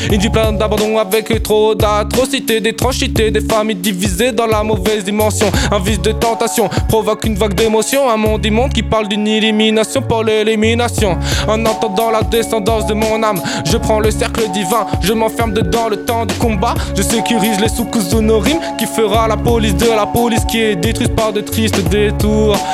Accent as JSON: {"language": "French", "town": "La Rochelle", "region": "Nouvelle-Aquitaine", "country": "France", "moved": "as an adult", "lives_now": "Toulouse, France", "said": "Je viens de La Rochelle et je disais déjà chocolatine"}